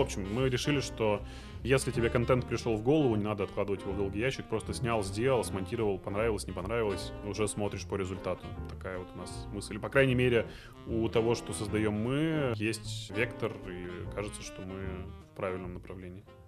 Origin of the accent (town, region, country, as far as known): Izhevsk, Udmurtia, Russia; born or raised there; also born or lived in Ashgabat, Turkmenistan; now in Moscow, Russia